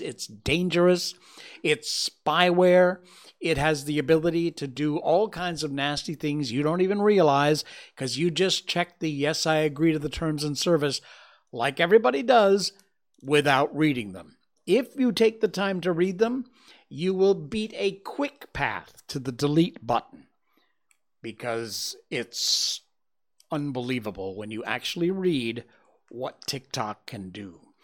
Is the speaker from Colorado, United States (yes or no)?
no; Cornwall, Connecticut, United States; We grew up together in my hometown in Cornwall, Connecticut.